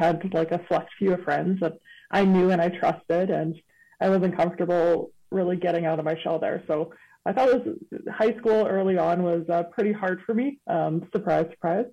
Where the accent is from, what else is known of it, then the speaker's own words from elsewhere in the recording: Windsor Park, Manitoba, Canada; I came from General Vanier, so pretty close, still in Windsor Park, so I was still in walking distance